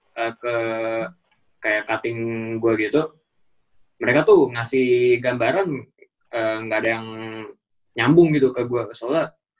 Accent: Indonesia; moved away as an adult; also born or lived in Malaysia; gua orang Indonesia

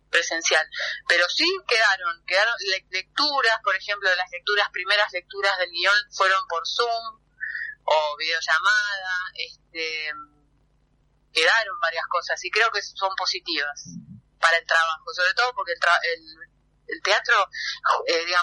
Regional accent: Temperley, Buenos Aires Province, Argentina; yo me crié en Temperley

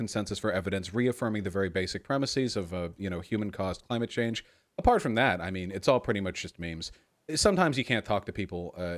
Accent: United States; I'm American

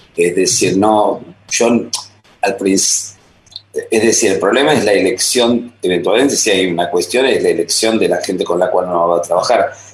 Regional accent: Buenos Aires, Argentina; moved away as an adult; also born or lived in France; now in Paris, France; la formación aquí en Buenos Aires fue muy, muy potente y muy, muy sólida, creo, como para olvidarme que soy argentino.

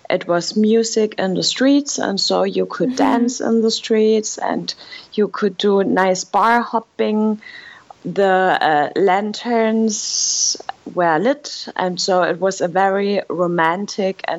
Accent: Germany; now in Hanoi, Vietnam; I am from Germany and I have been living in Hanoi, Vietnam for the past five years.

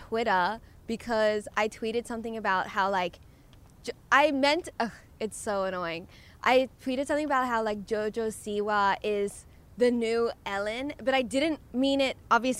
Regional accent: Australia; moved away; I grew up in Australia.

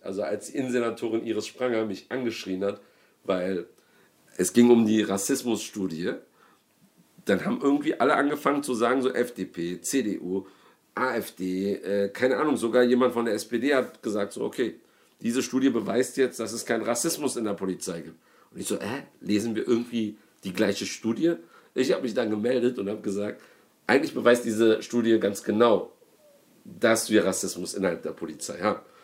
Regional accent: Berlin, Germany; ich komme ja aus, aus, aus Rudow, äh, beziehungsweise aus Neukölln, aber ähm, in Rudow lebe ich gerade

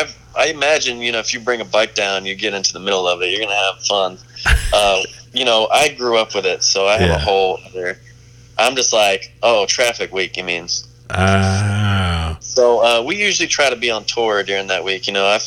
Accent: North Myrtle Beach, South Carolina, United States; I'm originally from North Myrtle Beach, 30 minutes north of what most people think of the Myrtle Beach Strip.

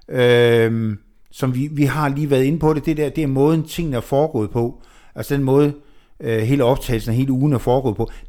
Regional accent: Jutland, Denmark; Ja, og vi er

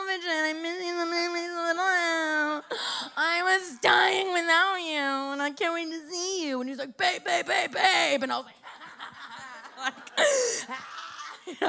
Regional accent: Miami, Florida, United States; I grew up in Miami

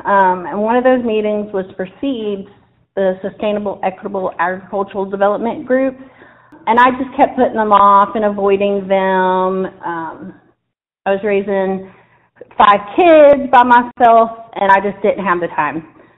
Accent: Dayton, Ohio, United States; moved away as an adult; now in Clear Fork Valley, United States; I actually wasn't raised in the South. I was raised in Dayton, Ohio. I've been here in the Clear Fork Valley for about going on 13 years.

